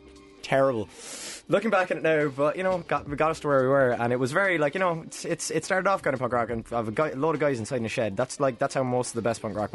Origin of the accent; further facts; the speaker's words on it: West Cork, Munster, Ireland; now in Cork, Ireland; I came from West Cork, and I got into punk, like, on my own down there